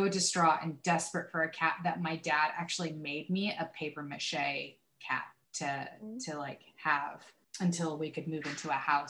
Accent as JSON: {"language": "English", "region": "Pennsylvania", "country": "United States", "tie": "born or raised there", "also_born_or_lived": "California", "said": "When we moved from California, from our house to an apartment in Pennsylvania, I was only 6 years old"}